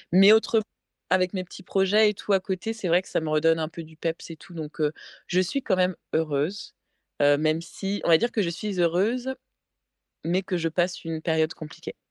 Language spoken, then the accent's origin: French; France; accent: French; moved away as an adult; now in England, United Kingdom; même si ça fait six ans que je suis en Angleterre, mon anglais est, bien, mais c'est vrai que j'ai pas perdu mon accent français